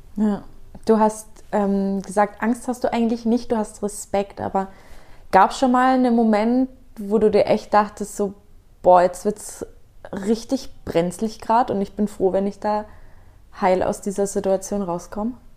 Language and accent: German; Nuremberg, Bavaria, Germany; ich komme aus Nürnberg